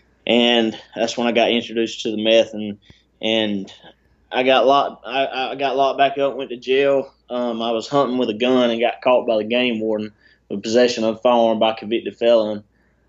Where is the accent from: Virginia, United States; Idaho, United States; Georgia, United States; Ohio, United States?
Georgia, United States; South; I had a good life growing up. I'm from South Georgia, so I mean, I'm small town country boy